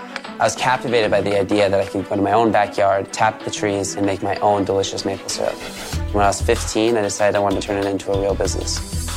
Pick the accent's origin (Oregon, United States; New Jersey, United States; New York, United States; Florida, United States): New York, United States; Canton; I'm from Canton, New York.